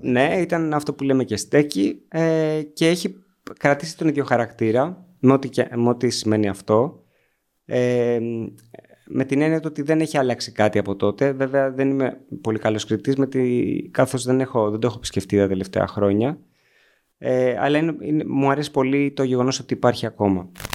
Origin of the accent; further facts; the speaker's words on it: Agrinio, Western Greece, Greece; also born or lived in Corfu; κατάγομαι από το Αγρίνιο, γεννήθηκα στην Κέρκυρα